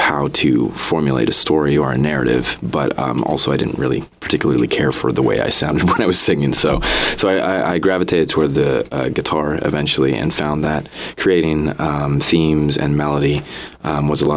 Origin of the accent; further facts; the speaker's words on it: Lompoc, California, United States; also born or lived in Connecticut; I'm from Connecticut originally, but I moved out to the Central Coast of Lompoc specifically when I was a kid. So I would say I'm a Central Coast boy